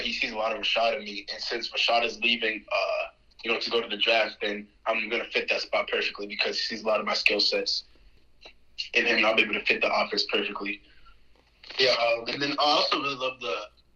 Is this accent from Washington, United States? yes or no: no; Stafford, Virginia, United States; I grew up in Stafford, Virginia